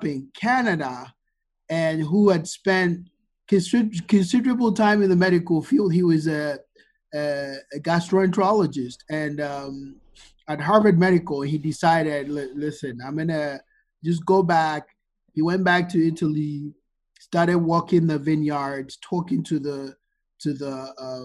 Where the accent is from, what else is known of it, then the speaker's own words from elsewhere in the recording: Ghana; moved away as an adult; also born or lived in Virginia, United States / Chicago, United States; Born, bred, and buttered in Ghana. I grew up here in Ghana, and I moved to the U.S., like a week before I started college.